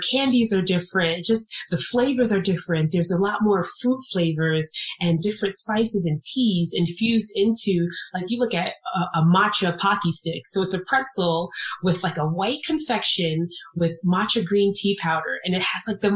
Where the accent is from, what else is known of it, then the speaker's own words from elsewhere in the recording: New York, United States; I grew up in New York